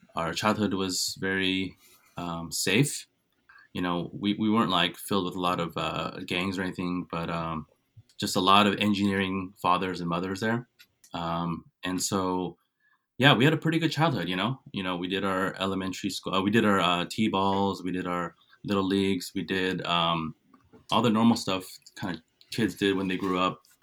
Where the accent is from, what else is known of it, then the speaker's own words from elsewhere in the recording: Cupertino, California, United States; also born or lived in Santa Clara / South Korea; we moved to a town called Cupertino